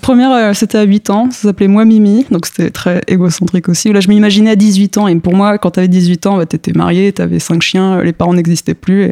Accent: Paris suburbs, Île-de-France, France; born or raised there; also born or lived in Mitla, Mexico / Strasbourg, France

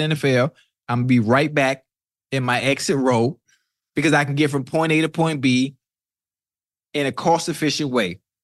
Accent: Miami, Florida, United States; I'm from Miami

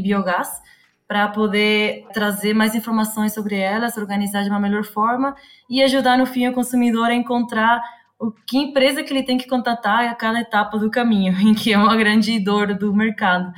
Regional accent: Uruguay; accent: Uruguayan; Portuguese is a second language; also born or lived in Florianópolis, Brazil; now in São Paulo, Brazil; eu vim de fora, um pouquinho mais de fora, eu sou uruguaia, para quem não percebeu o sotaque

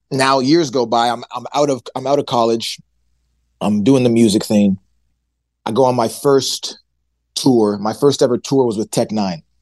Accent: Nigeria; And I had Heineken in my basement because I'm Nigerian. My parents used to have these like Nigerian parties.

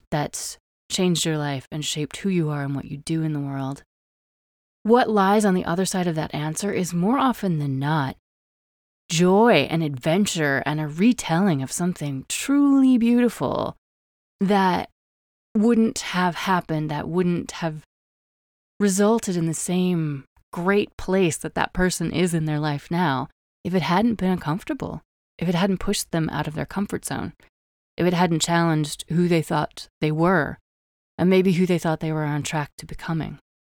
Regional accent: Wyoming, United States; born or raised there

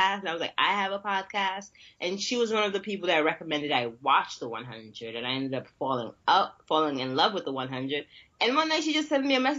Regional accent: New York City, New York, United States; I'm from New York and yeah. I'm from Brooklyn

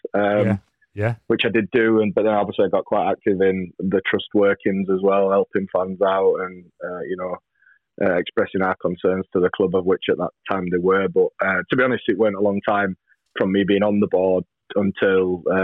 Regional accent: Barnsley, Yorkshire and the Humber, United Kingdom; Barnsley, my hometown

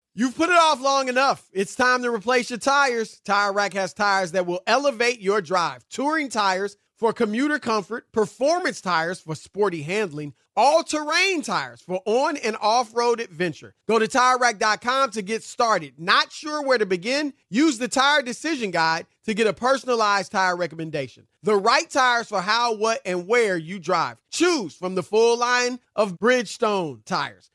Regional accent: Indianapolis, Indiana, United States; moved away; as a kid growing up in Indianapolis

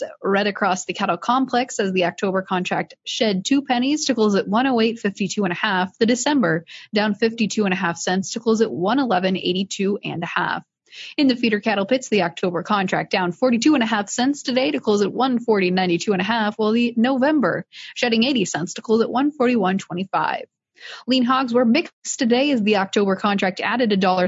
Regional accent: Iowa, United States; I'm from Iowa

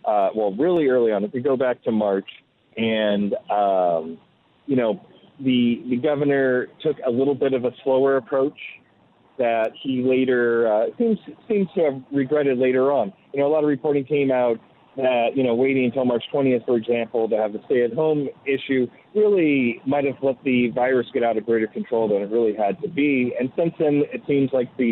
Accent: New York, United States; I'm a New Yorker.

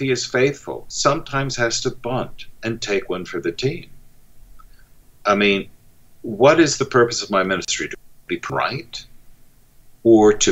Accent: United States

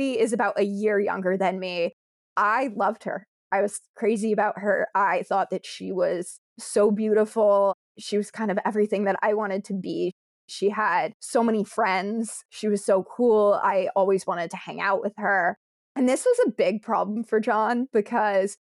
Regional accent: Connecticut, United States; I'm from Connecticut

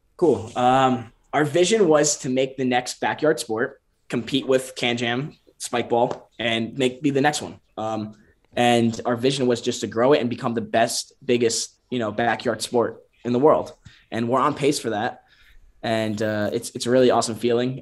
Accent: Connecticut, United States; also born or lived in Bend, Oregon; now in Miami, United States; we're all from Connecticut, and then we moved down to Miami to catch the sun

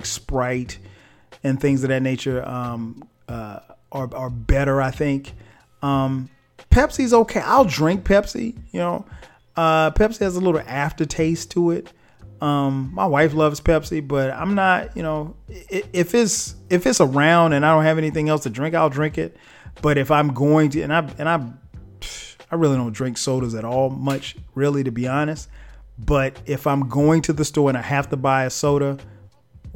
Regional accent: the South, United States; I grew up in the South

